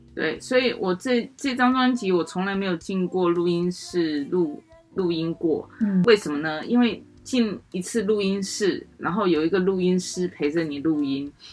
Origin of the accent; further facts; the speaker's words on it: Taiwan; accent: Taiwanese Mandarin (台湾国语); 我这种台湾国语啦，啊，台湾狗语啦